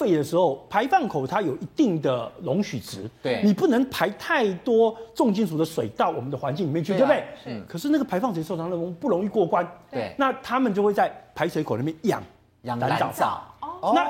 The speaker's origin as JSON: {"language": "Chinese", "country": "Taiwan", "said": "我们台湾人会觉得这个很香啊"}